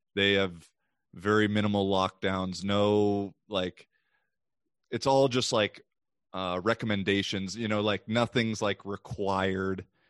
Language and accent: English; United States; as a American